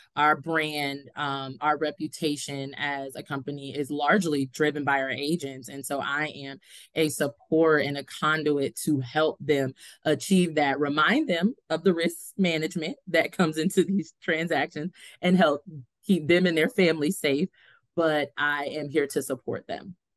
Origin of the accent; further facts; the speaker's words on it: Largo, Florida, United States; also born or lived in Pittsburgh, Pennsylvania; now in Tallahassee, United States; I grew up actually in Largo, Florida